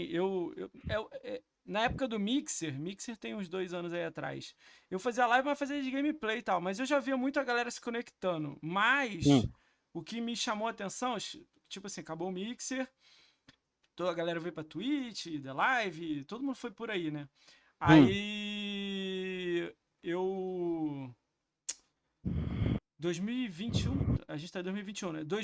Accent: Rio de Janeiro, Brazil; Eh, eu sou carioca lá, escada esquerda escola.

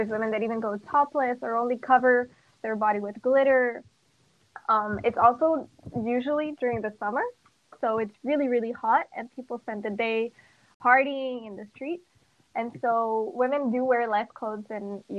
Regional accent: Montreal, Quebec, Canada; moved away as an adult; now in Rio de Janeiro, Brazil; I'm from Montreal, Canada, but my parents are Brazilian

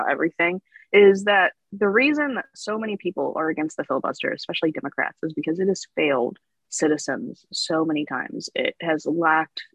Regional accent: North Carolina, United States; I'm actually from North Carolina

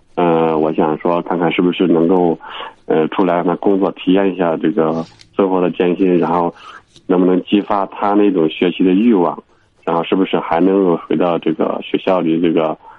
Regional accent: Henan, China; moved away as an adult; now in Urumqi, China; 我是河南的，我在乌鲁木齐

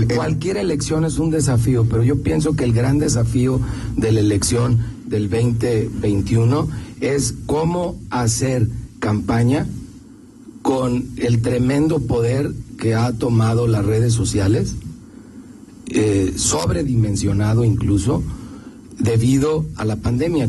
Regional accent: León, Guanajuato, Mexico; como leonés

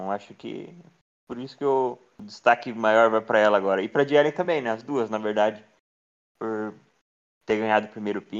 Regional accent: South Region, Brazil; nós somos aqui do Sul

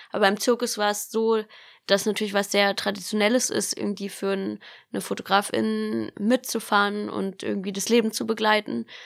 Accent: Baden-Baden, Baden-Württemberg, Germany; Also ich bin in Baden-Baden aufgewachsen und da gibt's eben sehr viele große

